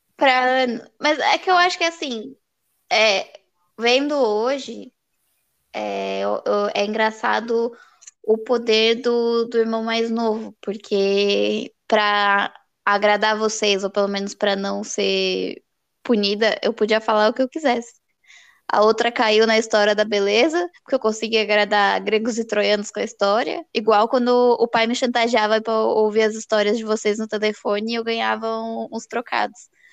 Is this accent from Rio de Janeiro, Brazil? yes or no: no; São Paulo, Brazil; a gente é de São Paulo